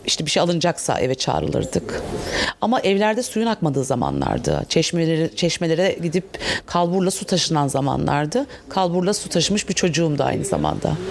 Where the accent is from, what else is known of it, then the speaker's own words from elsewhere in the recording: Istanbul, Turkey; bin dokuz yüz yetmiş altı, e, e, İstanbul doğumluyum. Bakırköy'de doğdum. Çocukluğum bir kısmı Bak-, Bakırköy'de geçti